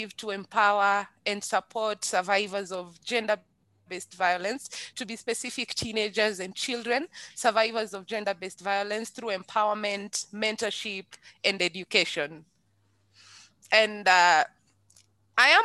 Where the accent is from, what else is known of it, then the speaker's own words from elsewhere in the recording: Nairobi, Kenya; I was born and raised in Kibera slums